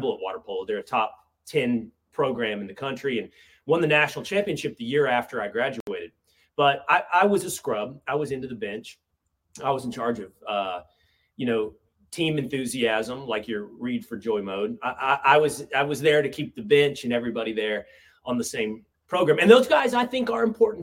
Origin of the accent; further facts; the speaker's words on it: Sherman, Texas, United States; moved away as an adult; also born or lived in Malibu, California; growing up in Sherman, Texas